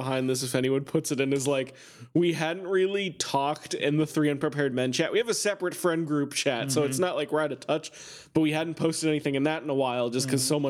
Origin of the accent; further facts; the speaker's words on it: Canada; I'm Canadian, but I'm very interested in America.